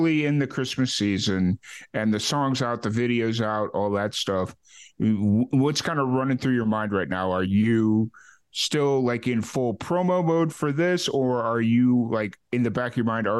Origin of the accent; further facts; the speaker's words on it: Chicago, Illinois, United States; moved away as an adult; also born or lived in Kentucky / New Mexico / Florida; now in Central Texas, United States; I grew up in Chicago